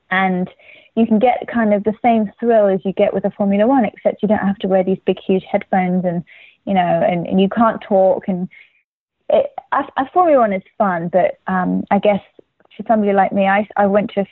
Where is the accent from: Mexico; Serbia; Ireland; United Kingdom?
United Kingdom; England; now in United States; in England, we